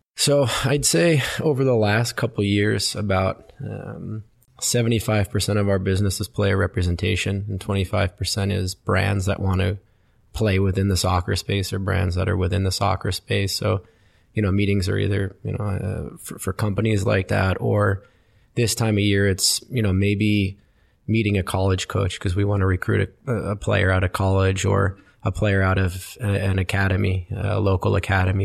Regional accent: Westfield, New Jersey, United States; I grew up in New Jersey, uh, in a town called Westfield.

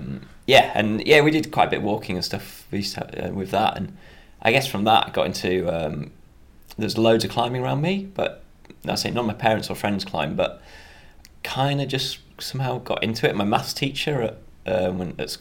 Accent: Darley, Yorkshire and the Humber, United Kingdom; So I'm from Yorkshire, which is in North England, just a really small village called Darley. Nearest town's a place called Harrogate

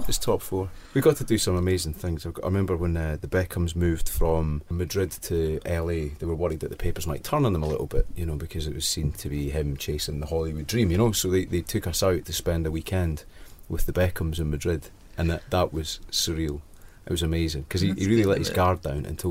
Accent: Scotland, United Kingdom; being Scottish

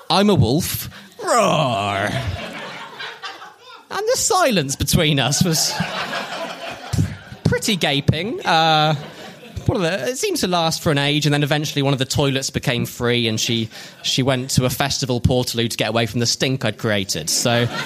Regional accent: South East England, United Kingdom; Uh, in my hometown in Oxfordshire.

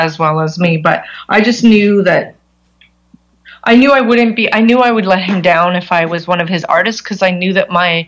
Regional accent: Canada; I'm nobody from Canada

